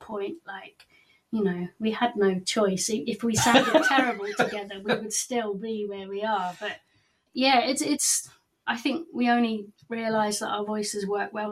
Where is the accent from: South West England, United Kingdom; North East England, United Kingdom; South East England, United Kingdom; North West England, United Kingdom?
South West England, United Kingdom; Gloucestershire; moved away as an adult; now in Wales, United Kingdom; I'm from Gloucestershire